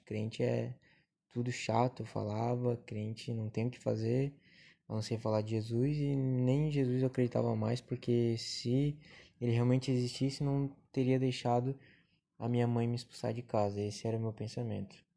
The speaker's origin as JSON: {"language": "Portuguese", "town": "Joinville", "region": "Santa Catarina", "country": "Brazil", "tie": "born or raised there", "said": "sou natural de Joinville, Santa Catarina, onde moro e habito aqui há 23 anos"}